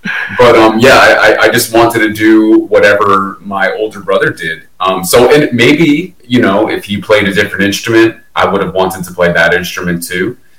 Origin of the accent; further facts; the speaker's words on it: Old Bridge, New Jersey, United States; Well, I was born in New Brunswick, New Jersey, and I grew up in Old Bridge, New Jersey. It's about 40 minutes outside of New York City, 45 minutes outside of New York City.